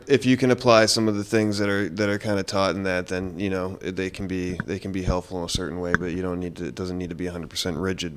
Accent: South Florida, United States; I'm from South Florida.

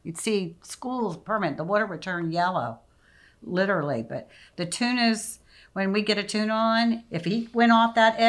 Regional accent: United States; moved away; also born or lived in Florida Keys / Alaska; I grew up in the Carolinas and Virginia.

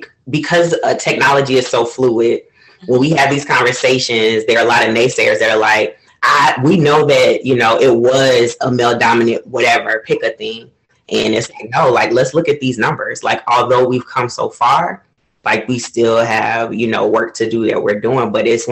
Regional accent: Florida, United States; moved away as an adult; also born or lived in Cleveland, Ohio / Portugal; I was born in Cleveland, but I was raised in Florida

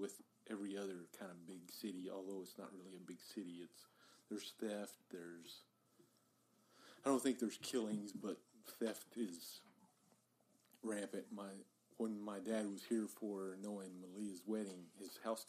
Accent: Kermit, Texas, United States; I was born in Kermit, Texas

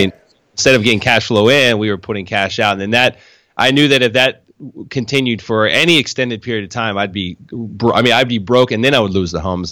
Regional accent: Harrisburg, Pennsylvania, United States; moved away as an adult; now in Florida, United States; I was born and raised in, yeah, Harrisburg

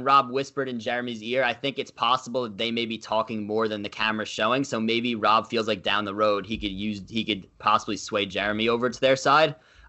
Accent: New York, United States; I'm from New York

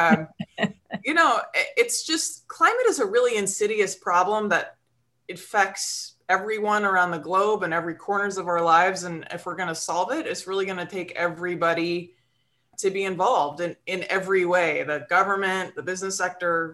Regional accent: on the shores of Lake Michigan, Midwest, United States; I grew up in the Midwest and, you know, on the shores of Lake Michigan

